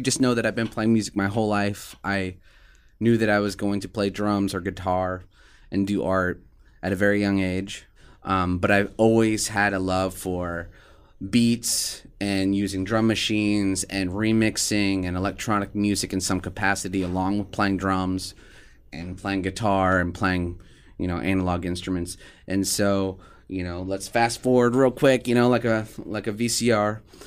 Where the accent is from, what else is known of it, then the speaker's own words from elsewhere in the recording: Des Moines, Iowa, United States; now in Omaha, United States; I was born in Omaha, Nebraska, went to school in Des Moines, Iowa.